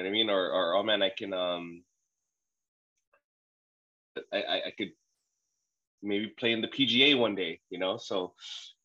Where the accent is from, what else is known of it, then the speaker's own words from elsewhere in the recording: Saipan, Northern Mariana Islands; also born or lived in Guam; I'm actually born on Guam, raised in Saipan.